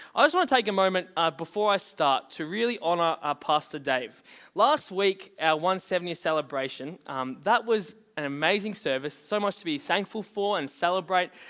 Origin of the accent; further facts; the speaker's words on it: Bunbury, Western Australia, Australia; moved away; I was born in Bunbury, which was over in W A.